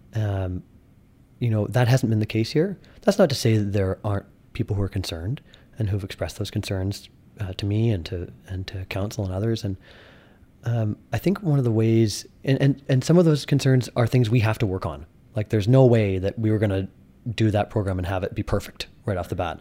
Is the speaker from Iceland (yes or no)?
no; Kelowna, British Columbia, Canada; when I was growing up here in high school